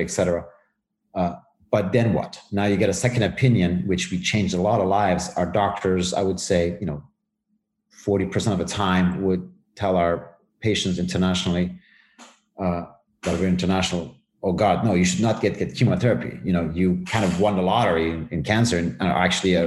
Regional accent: Germany; also born or lived in Tehran, Iran / Knoxville, United States; I was born in Tehran. I was quite young, almost a baby, and where we decided to move to Germany.

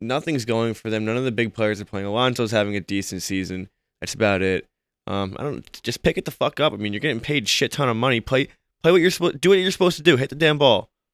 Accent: New York, United States; I'm from New York

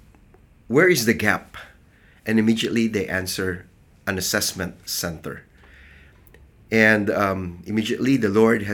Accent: Philippines; from the Philippines, and I serve as the Field Strategy Coordinator for the Church of the Nazarene in the Philippines

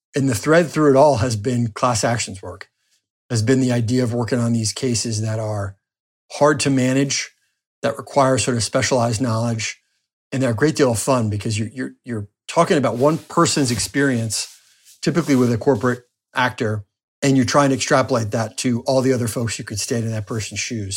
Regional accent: New Jersey, United States; moved away as an adult; also born or lived in Washington, D.C.; now in Florida, United States; my home state of New Jersey

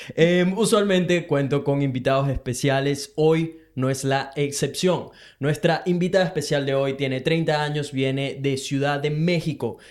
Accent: Venezuela; now in Brisbane, Australia; Soy un latino venezolano que vive en Brisbane, Australia

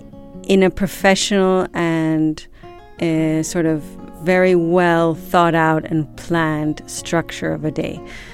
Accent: Madrid, Community of Madrid, Spain; born there; also born or lived in United States; now in Ibiza, Spain; even though I was born in Madrid, I am also American.

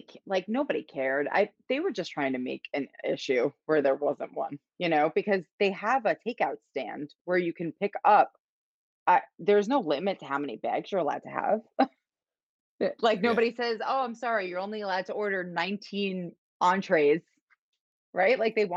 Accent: New York, United States; I'm from New York, so like I know sushi. Like I think Vegas, LA, and New York know their sushi.

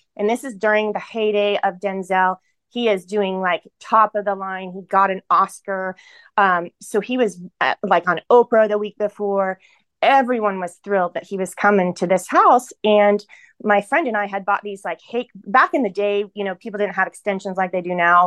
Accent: Ohio, United States; moved away as an adult; also born or lived in San Francisco / Los Angeles; back where I live now in Ohio. I went back to my hometown and I'm living here now

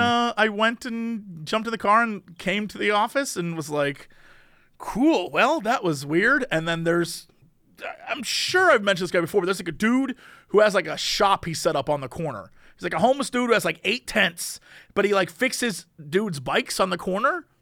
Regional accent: East Coast, United States; now in Los Angeles, United States; I grew up on the East Coast, and I went to college where it snowed all the time

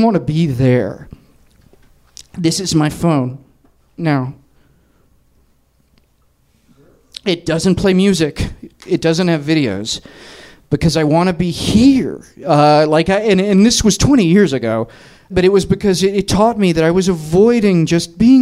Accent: Tennessee, United States; moved away as an adult; also born or lived in New York; I'm from Tennessee.

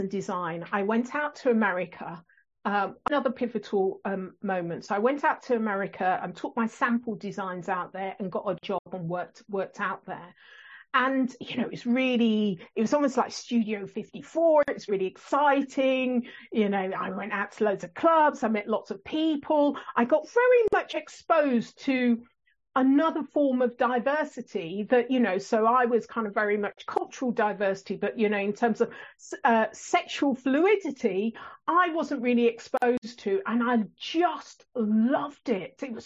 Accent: England, United Kingdom; accent: English; also born or lived in Botswana; my English accent

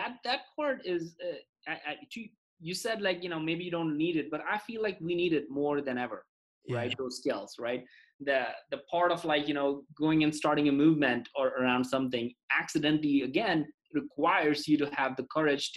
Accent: India; moved away; I was in a Boy Scouts equivalent growing up in India

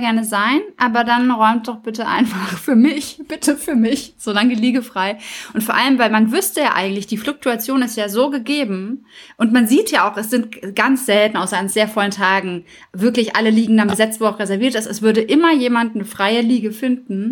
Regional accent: Germany; wir als Deutsche

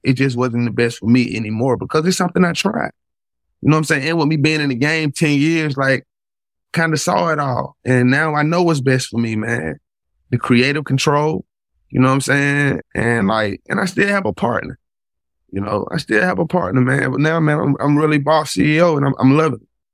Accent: Atlanta, Georgia, United States; I'm from Atlanta.

